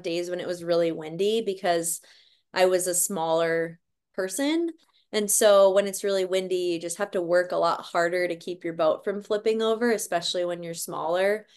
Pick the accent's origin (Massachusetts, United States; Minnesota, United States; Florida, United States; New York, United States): Minnesota, United States; White Bear Lake; now in Portland, United States; I grew up in White Bear Lake, Minnesota